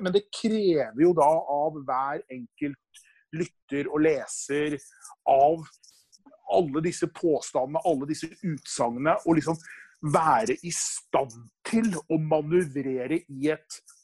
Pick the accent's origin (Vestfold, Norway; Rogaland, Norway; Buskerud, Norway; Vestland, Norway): Vestfold, Norway; Nøtterøy; når jeg vokste opp da, på Nøtterøy på 70-tallet